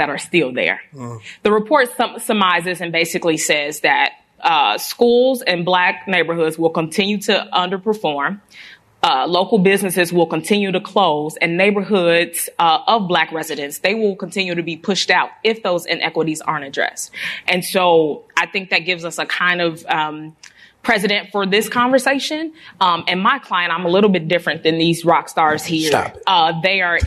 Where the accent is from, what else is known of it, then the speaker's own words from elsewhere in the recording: Chicago, Illinois, United States; I am from the 34th Ward, the prior one, the one that had Pullman, Roseland, and I'm from Morgan Park